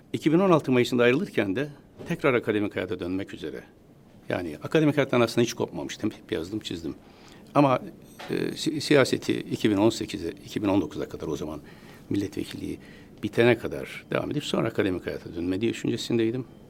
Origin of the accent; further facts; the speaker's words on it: Istanbul, Turkey; also born or lived in Taşkent, Konya; bin yıl hiç bozulmadan sürdüğü bir ortamda doğdum. Dört yaşına kadar orada kaldım